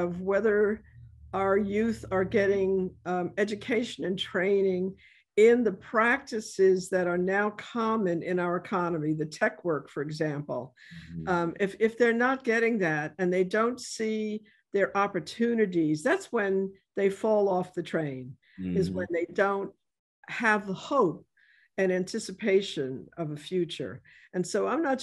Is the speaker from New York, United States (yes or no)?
yes; New York City, New York, United States; I grew up in the South Bronx